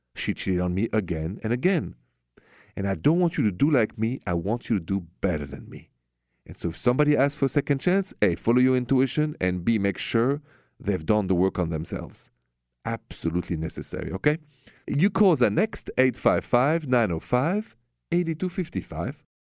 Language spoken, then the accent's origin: English; France; moved away; I'm from France